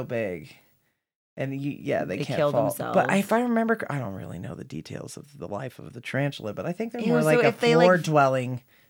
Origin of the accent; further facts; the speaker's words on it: Kansas, United States; I'm from Kansas. I'm from the other side. Literally, Oklahoma is sandwiched in between Texas